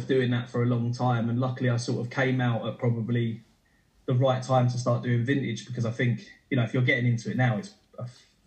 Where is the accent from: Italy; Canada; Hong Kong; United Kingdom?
United Kingdom; Ilford, London; also born or lived in Brentwood, Essex; I'm from Ilford, which is like a shithole bit of outskirts of East London, Essex borders.